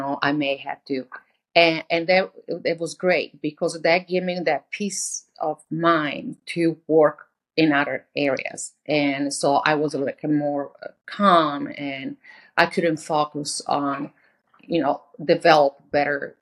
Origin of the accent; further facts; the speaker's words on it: Italy; moved away; I'm from Italy